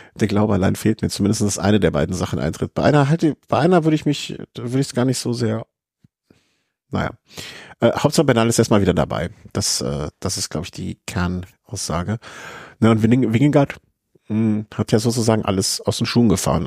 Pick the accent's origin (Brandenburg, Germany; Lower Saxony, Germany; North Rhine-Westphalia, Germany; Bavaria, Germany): North Rhine-Westphalia, Germany; Cologne; ich komme aus Köln